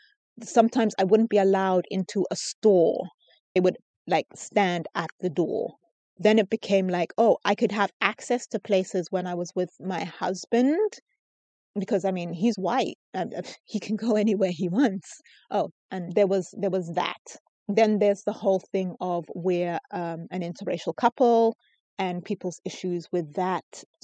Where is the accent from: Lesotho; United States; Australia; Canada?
Lesotho; also born or lived in United Kingdom; people I'm Basotho. And then sometimes I would tell people that I'm British. It really depends on who you're speaking to. It's like, if I'm from Lesotho, it's like, oh, okay, great. You're from Lesotho.